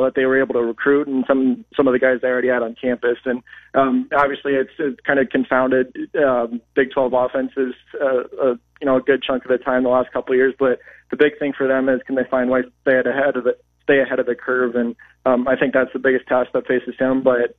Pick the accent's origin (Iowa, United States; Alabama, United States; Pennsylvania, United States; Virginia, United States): Iowa, United States; I grew up on a farm. So my dad, he farmed the ground until I was about 8.